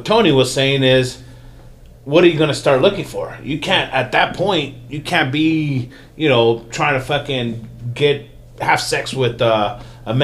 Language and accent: English; Mexico; now in United States; at least where I was from, where I was born in Mexico